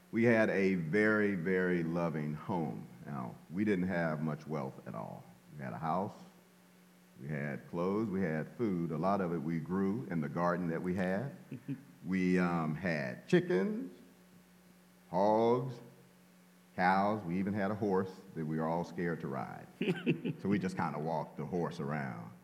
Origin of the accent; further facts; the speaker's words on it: Shreveport, Louisiana, United States; And well, I was born in Shreveport, Louisiana. Oh yeah, Shreveport, Louisiana. I'm a country boy.